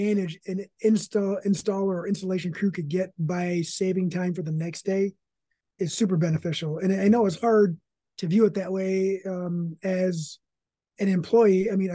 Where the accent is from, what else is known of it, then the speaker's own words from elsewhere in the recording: Michigan, United States; I'm from Michigan